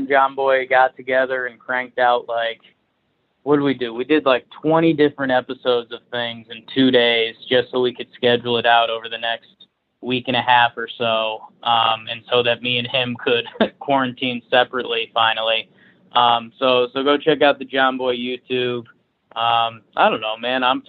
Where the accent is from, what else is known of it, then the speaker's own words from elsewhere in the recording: Connecticut, United States; I grew up in Connecticut